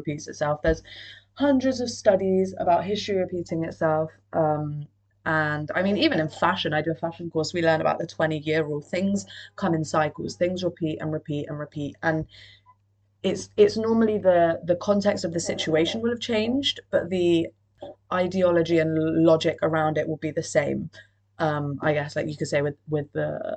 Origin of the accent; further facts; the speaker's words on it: Cardiff, Wales, United Kingdom; I'm from Cardiff